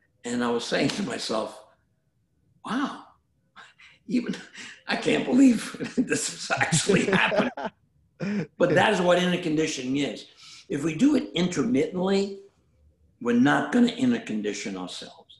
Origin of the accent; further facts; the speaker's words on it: New York City, New York, United States; moved away; I grew up in Brooklyn